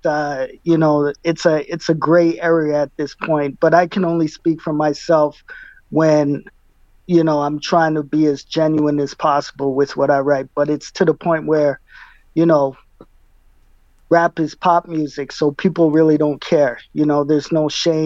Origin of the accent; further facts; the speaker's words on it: Winnipeg, Manitoba, Canada; I was born and raised in Winnipeg, and proud to be from here